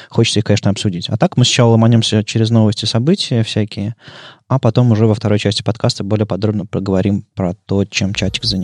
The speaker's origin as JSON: {"language": "Russian", "town": "Krasnoyarsk", "region": "Krasnoyarsk Krai", "country": "Russia", "said": "мы из Красноярска. Это такой город в центре России"}